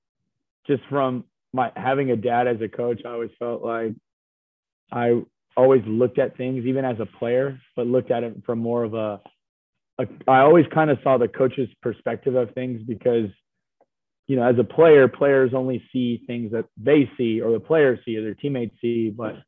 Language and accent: English; Hawaii, United States; now in Nebraska, United States; So I think the fact that my dad coached volleyball at the University of Hawaii, I basically grew up